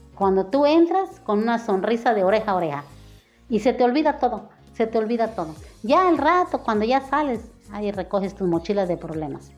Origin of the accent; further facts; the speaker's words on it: Acapulco, Guerrero, Mexico; moved away as an adult; now in Cancún, Mexico; soy de Acapulco, de, de Acapulco Guerrero